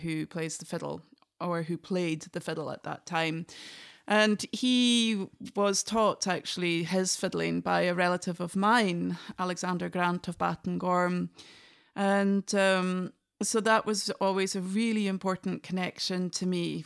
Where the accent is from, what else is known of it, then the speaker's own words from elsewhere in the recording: Inverness, Scotland, United Kingdom; first language English; moved away as an adult; also born or lived in Oslo, Norway; now in Norway; I'm from the north of Scotland. I'm from Inverness. And, um, I was brought up with fiddle